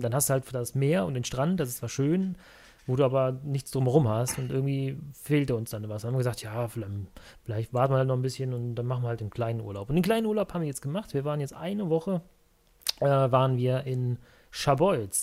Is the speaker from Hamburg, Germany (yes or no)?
no; Cologne, North Rhine-Westphalia, Germany; ich komme ja eigentlich aus Köln, aus dem Kölner Raum hier. Ich wohne in Köln